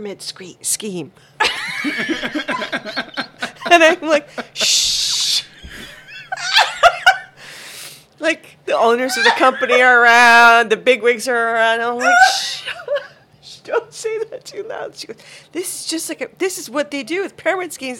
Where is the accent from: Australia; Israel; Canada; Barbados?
Barbados; also born or lived in Guyana; now in United States; Well, was born in Guyana, but grew up in Barbados.